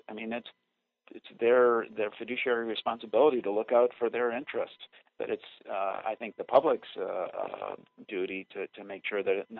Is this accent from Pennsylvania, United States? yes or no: no; Minnesota, United States; born there; now in Wisconsin, United States; I was born in Minnesota and Minnesota is looking better to me right now.